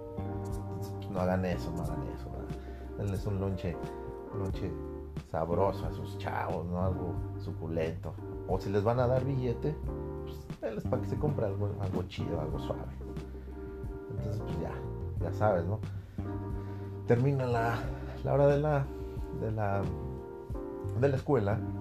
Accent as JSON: {"language": "Spanish", "country": "Mexico", "said": "como buen patriota, como buen mexicano"}